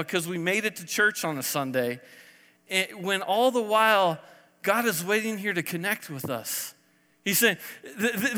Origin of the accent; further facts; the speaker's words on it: Texas, United States; now in Colorado, United States; I was born in Texas, I was a flatlander